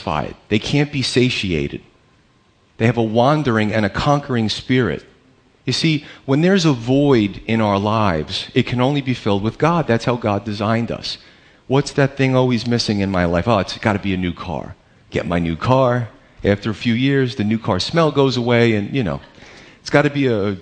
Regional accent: United States; We're Americans

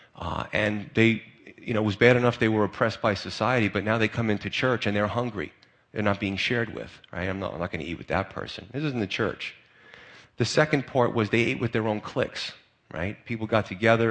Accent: United States; as American Christians

